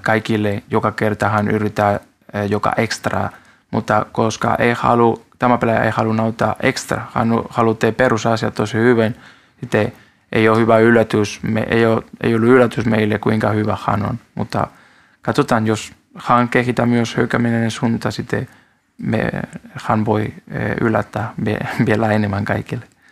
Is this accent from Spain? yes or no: yes; Spain; Finnish is a second language; now in Finland; mä olen espanjalainen